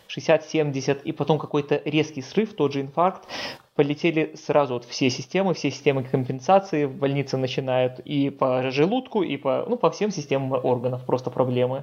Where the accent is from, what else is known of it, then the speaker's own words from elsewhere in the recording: Minsk, Belarus; в моем родном городе, в Минске